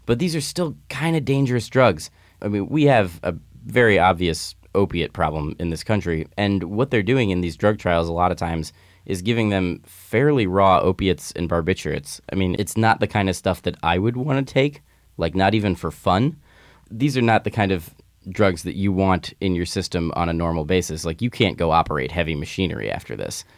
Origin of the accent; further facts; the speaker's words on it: Midwest, United States; now in California, United States; just as a little kid growing up in the Midwest